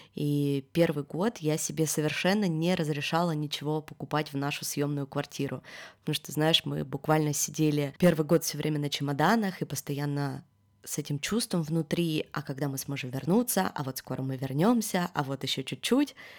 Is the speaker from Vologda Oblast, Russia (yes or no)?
no; Yekaterinburg, Sverdlovsk Oblast, Russia; moved away as an adult; now in Georgia; до этого всю свою жизнь я прожила в одном городе